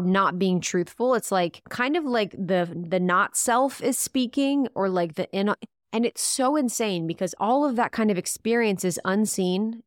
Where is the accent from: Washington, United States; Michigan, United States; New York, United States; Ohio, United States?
Ohio, United States; moved away; also born or lived in Chicago; I'd lived in Chicago, I'm from the Midwest, from Ohio, so my voice was totally different